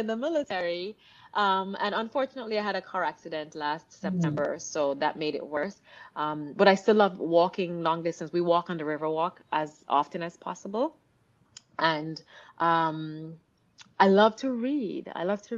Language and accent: English; Jamaica; moved away; also born or lived in Miami; growing up in Jamaica, coming to Miami, from Miami, joining the Air Force